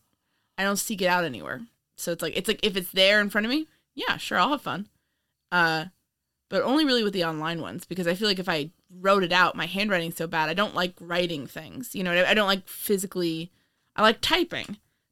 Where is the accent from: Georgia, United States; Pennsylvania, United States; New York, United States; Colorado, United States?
New York, United States; New York City; born there; Man, I was born in Manhattan.